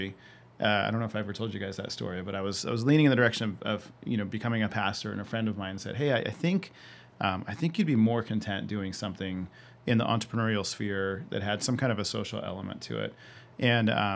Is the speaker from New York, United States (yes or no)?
no; Yucaipa, California, United States; also born or lived in Orange County, California; From fifth grade on, I grew up in Yucaipa, California.